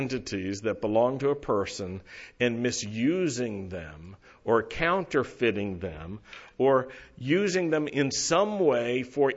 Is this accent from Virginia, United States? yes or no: yes; Roanoke, Virginia, United States; I grew up in Roanoke, Virginia